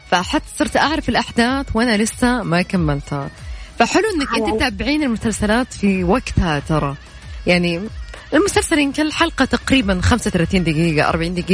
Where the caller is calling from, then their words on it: Jeddah, Makkah Province, Saudi Arabia; أنا من جدة